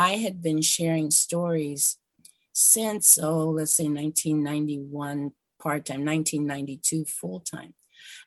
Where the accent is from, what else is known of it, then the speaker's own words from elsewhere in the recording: Mercer County, Pennsylvania, United States; now in Ohio, United States; I was born in Mercer County, Pennsylvania. That's Appalachian, Pennsylvania